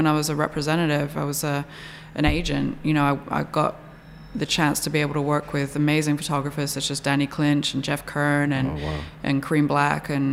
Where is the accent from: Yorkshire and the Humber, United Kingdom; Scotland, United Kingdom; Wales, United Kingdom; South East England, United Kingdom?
South East England, United Kingdom; an hour south of London; moved away as an adult; now in New York, United States; I grew up in England, hour south of London